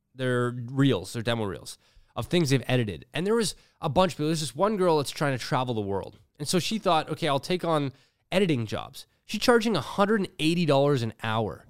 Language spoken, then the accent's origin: English; Toronto, Ontario, Canada; Growing up in Toronto